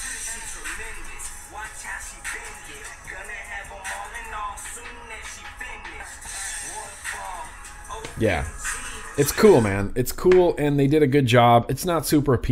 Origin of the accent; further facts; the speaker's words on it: Nevada, United States; I grew up in Lake Tahoe, Nevada, and me and my buddies would go camping a lot